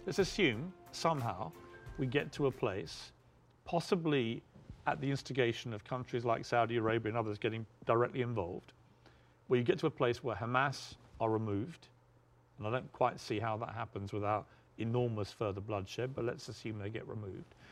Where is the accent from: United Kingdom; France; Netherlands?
United Kingdom; moved away as an adult; now in United States; back in my home country of the UK